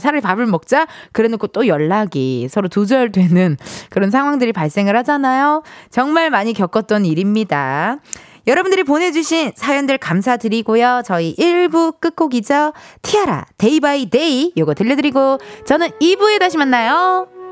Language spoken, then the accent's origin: Korean; Incheon, South Korea; 저도 인천 출신이잖아요